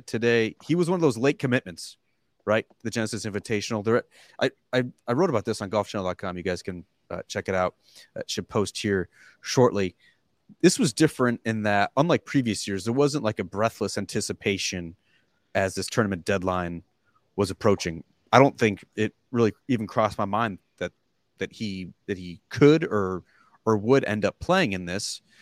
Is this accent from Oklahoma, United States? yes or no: no; New York, United States; I'm from, I'm from Pittsburgh, New York.